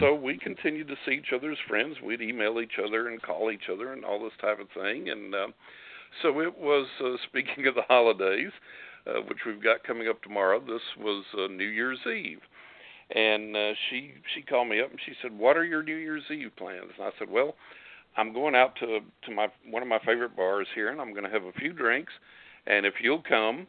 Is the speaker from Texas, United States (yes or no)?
yes; West Texas, United States; accent: West Texas; I was born in West Texas, and I still got that West Texas accent